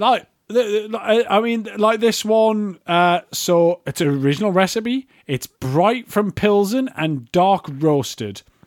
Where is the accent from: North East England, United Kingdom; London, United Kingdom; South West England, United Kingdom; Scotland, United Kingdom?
North East England, United Kingdom; Newcastle upon Tyne; I'm from Newcastle and I say Walker